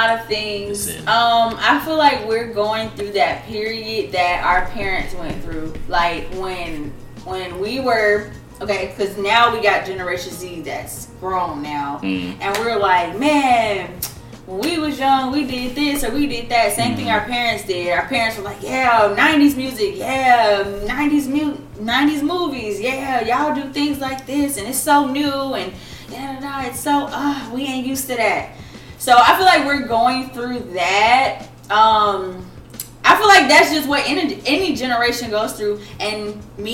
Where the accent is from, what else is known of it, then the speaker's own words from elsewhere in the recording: Ellenwood, Georgia, United States; I'm from Ellenwood, Crown Mob.